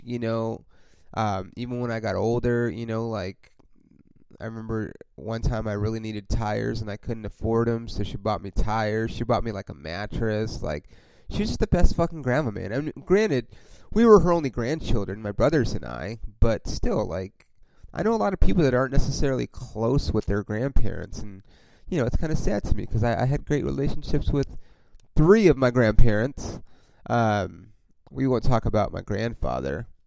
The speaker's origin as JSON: {"language": "English", "town": "Los Angeles", "region": "California", "country": "United States", "also_born_or_lived": "Oklahoma", "said": "I'm obviously from Los Angeles."}